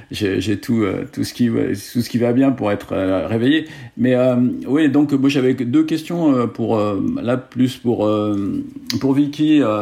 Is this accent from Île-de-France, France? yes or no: yes; Paris, Île-de-France, France; moved away as an adult; now in Aix-en-Provence, France; moi, je suis, je suis, je suis parisien. Moi, je, je, suis parisien. À l'origine, euh, j'ai vécu que sur la région parisienne. Euh, euh, écoute, je suis arrivé à Aix-en-Provence